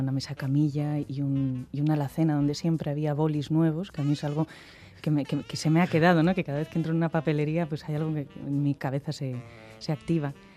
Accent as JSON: {"language": "Spanish", "town": "Santander", "region": "Cantabria", "country": "Spain", "said": "yo soy de Santander"}